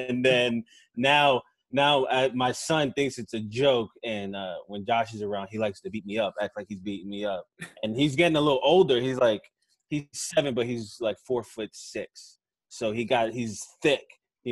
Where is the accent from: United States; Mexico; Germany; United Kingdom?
United States; Delaware; moved away as an adult; also born or lived in Brooklyn, New York; now in Houston, United States; I'm originally from Brooklyn. I moved to Delaware